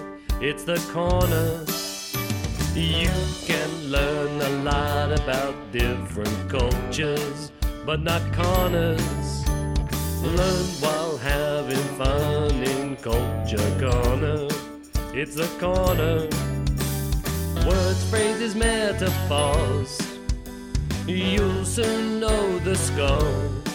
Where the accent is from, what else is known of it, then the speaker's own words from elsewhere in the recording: England, United Kingdom; now in Japan; Obviously, I'm English